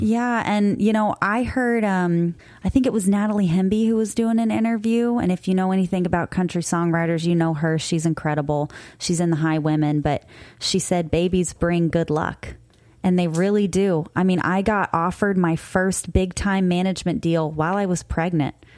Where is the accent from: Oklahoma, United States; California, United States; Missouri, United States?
Missouri, United States; Cape Girardeau; now in Florida, United States; Cape Girardeau, Missouri. That's my hometown. That's where I grew up most of my life.